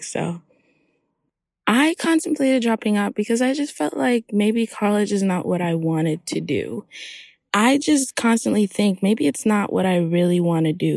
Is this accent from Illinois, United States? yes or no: no; Hollywood, Florida, United States; also born or lived in Haiti; I'm from Haiti. And I grew up in Hollywood, Florida.